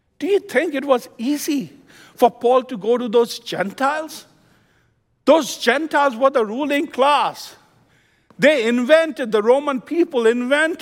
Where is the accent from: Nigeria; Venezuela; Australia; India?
India; moved away as an adult; also born or lived in Midwest, United States / New Jersey, United States; now in United States; When I came from India in 1992, I landed in New Jersey, stayed with my cousin